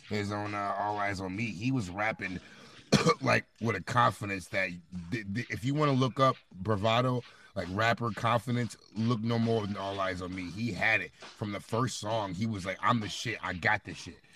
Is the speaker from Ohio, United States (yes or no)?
no; Rockford, Illinois, United States; moved away as an adult; now in Wisconsin, United States; I was born in Wisconsin, raised in Rockford, Illinois, and then moved back to Wisconsin when I got older. So I represent both, you know what I'm saying, both areas, both states, both hoods